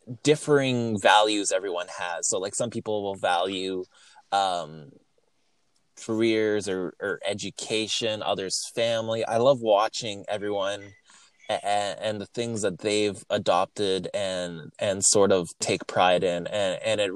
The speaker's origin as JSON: {"language": "English", "town": "Winnipeg", "region": "Manitoba", "country": "Canada", "said": "I'm from Winnipeg. That's Winnipeg, Manitoba, Canada"}